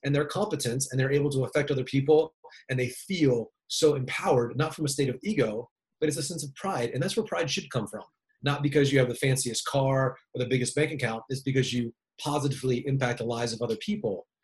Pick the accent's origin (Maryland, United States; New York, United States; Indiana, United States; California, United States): Maryland, United States; moved away; I grew up in Maryland, little uh, little kind of small town